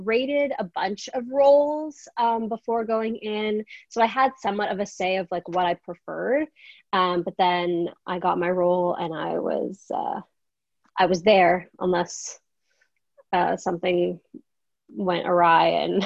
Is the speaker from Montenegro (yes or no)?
no; Canada; I'm from Canada